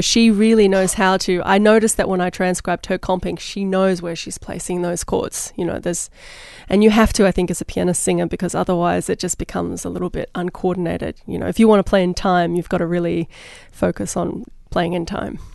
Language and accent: English; Australia; moved away; I'm Australian